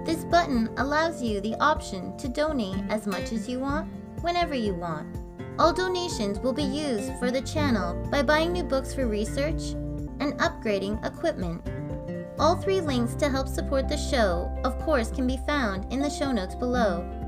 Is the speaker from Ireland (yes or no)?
no; Canada; I'm Canadian Girl